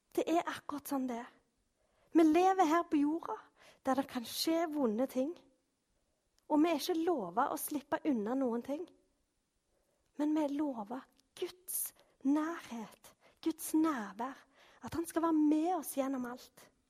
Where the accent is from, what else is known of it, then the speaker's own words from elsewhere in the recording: Norway; vi er jo nordmenn